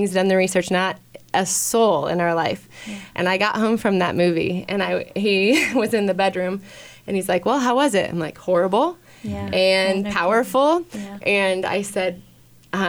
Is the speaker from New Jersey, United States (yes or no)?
no; Kearney, Nebraska, United States; I'm from Kearney